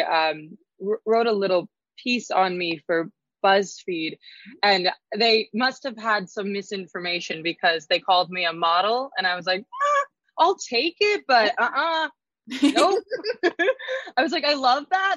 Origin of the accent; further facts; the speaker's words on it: Idaho, United States; moved away; growing up in Idaho